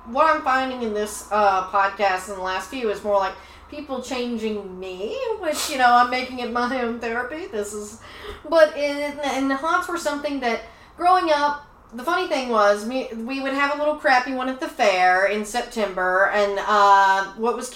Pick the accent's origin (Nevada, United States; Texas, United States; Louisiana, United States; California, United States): Texas, United States; Tyler; we grew up in Tyler, Texas